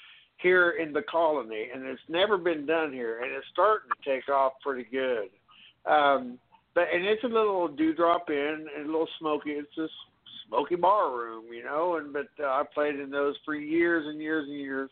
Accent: Kansas, United States; now in Texas, United States; I'm from Kansas originally.

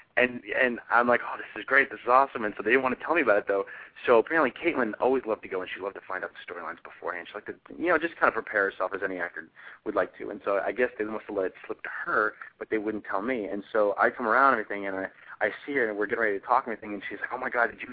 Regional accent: Woodbridge, Virginia, United States; I grew up in a town called Woodbridge

